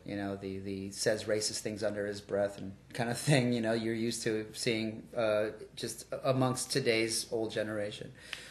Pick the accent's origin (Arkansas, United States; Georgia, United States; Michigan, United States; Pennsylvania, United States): Georgia, United States; Doraville; also born or lived in Sandy Springs, Georgia; I never even moved that far. Like, I left Doraville, lived in Sandy Springs for a while, came right back here. Still in Doraville.